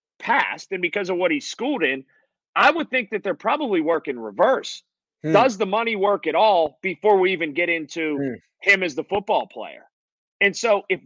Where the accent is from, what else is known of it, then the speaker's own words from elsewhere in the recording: Sharpsburg, Pennsylvania, United States; I grew up in Sharpsburg.